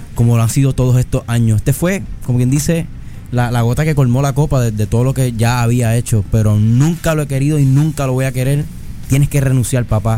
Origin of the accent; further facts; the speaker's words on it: Puerto Rico; como puertorriqueños